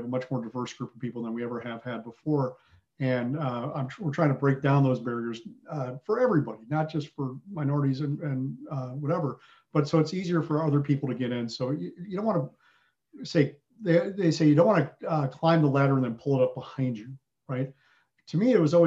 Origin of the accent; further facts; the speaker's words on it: Southern Wisconsin, United States; also born or lived in England; I had the fortune of growing up in Southern Wisconsin